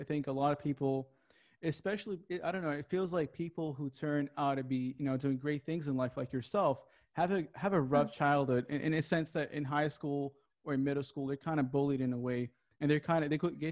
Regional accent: Japan; moved away as an adult; also born or lived in California; I wasn't raised in California. I was raised in Japan most of my life.

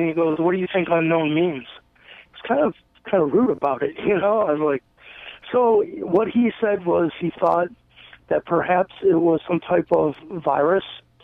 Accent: Eastlake, Ohio, United States; I grew up in East Lake, Ohio, which is very close to Lake Erie

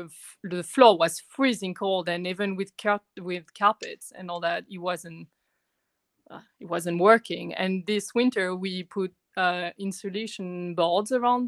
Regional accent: southern France, France; English is a second language; moved away as an adult; now in Canada; So I'm from France, and I was in the south of France for like my last years in France, so we don't get winters.

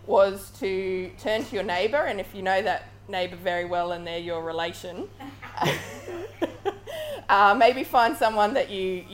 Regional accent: Redcliffe, Queensland, Australia; also born or lived in Cairns; now in Brisbane, Australia; I was born in Cairns, but grew up in a place called Redcliffe, which is on Gubbi Gubbi country

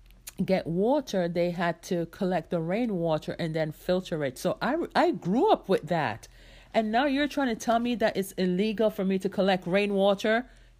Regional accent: New York City, New York, United States; also born or lived in Jamaica; I grew up in New York. Like when I left Jamaica, I came straight to New York, right? And we lived there for several years.

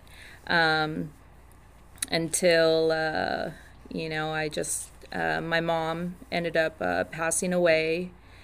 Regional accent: Orange County, California, United States; I'm from Orange County

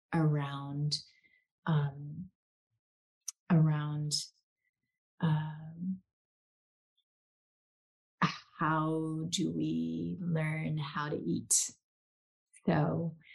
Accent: South Korea; moved away; I grew up Korean in Korea

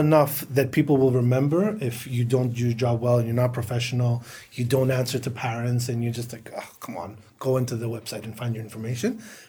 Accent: United States; We come from the Western world. I grew up in the States. It was natural in our schools and in our corporations.

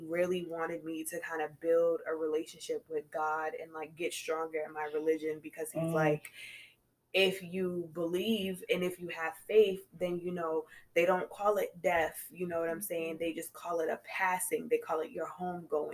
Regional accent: Cambridge, Massachusetts, United States; also born or lived in Beverly, Massachusetts / Boston; I grew up in Cambridge

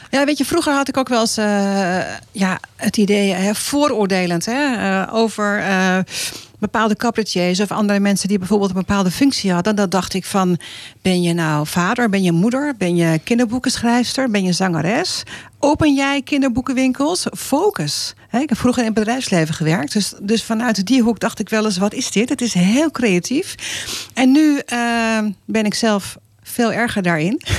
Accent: Sint Maarten; also born or lived in Gouda / Moordrecht; ik eigenlijk eh, kort gewoond. via Moordrecht zijn we verhuisd toen naar Sint Maarten. Ik was nog heel

